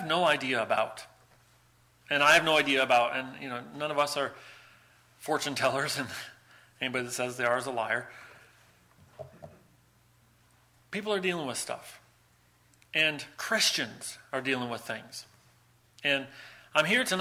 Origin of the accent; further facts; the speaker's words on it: United States; moved away as an adult; also born or lived in Buffalo; now in Ireland; it will always be a shock to my system as an American to live in Ireland. I don't know if I'll ever be able to say Ireland is totally and fully home, because America is my home